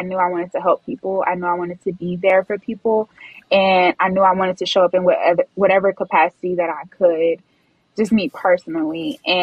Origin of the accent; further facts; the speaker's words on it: Houston, Texas, United States; I am from Houston, Texas.